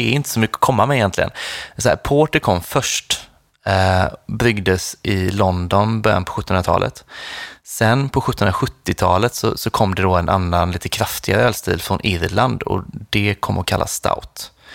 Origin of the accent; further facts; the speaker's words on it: Nässjö, Jönköping County, Sweden; i Nässjö, där jag kommer ifrån